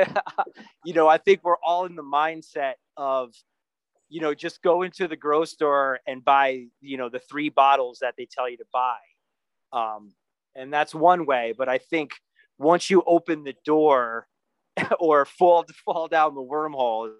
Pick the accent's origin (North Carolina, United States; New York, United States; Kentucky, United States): New York, United States; moved away; also born or lived in New Brunswick, New Jersey / California; I grew up right outside New York City